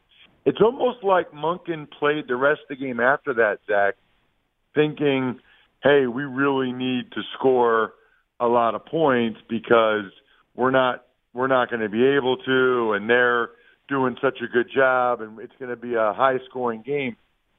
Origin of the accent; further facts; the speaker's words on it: Wyomissing, Pennsylvania, United States; is from my hometown, the really small hometown, believe it or not. It's called Wyomissing, Pennsylvania, the hour west of Philly.